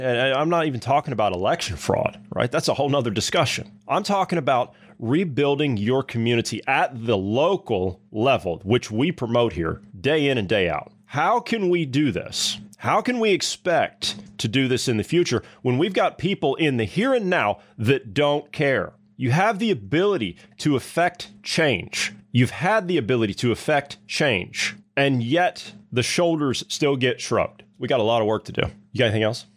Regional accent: Ohio, United States; moved away; my hometown ten years ago, I mean, Ohio

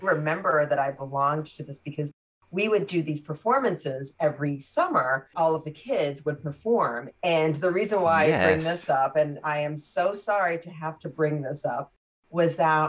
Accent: Newport News, Virginia, United States; also born or lived in Philippines; these blips in my mind of being in the Philippines, but I was also very young. But we grew up, and growing up in Virginia

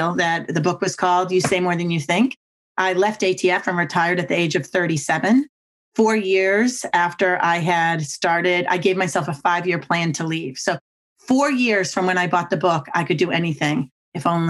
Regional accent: Boston, Massachusetts, United States; now in Virginia, United States; I'm from Boston and we talk super fast and we never stop talking

